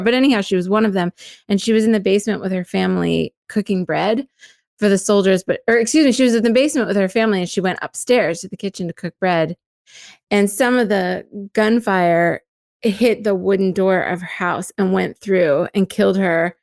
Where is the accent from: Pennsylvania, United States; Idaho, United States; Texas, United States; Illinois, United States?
Pennsylvania, United States; also born or lived in Gettysburg, Pennsylvania; I'm from Pennsylvania and I grew up in different places around Pennsylvania, but the place that is the anchor for me is Gettysburg.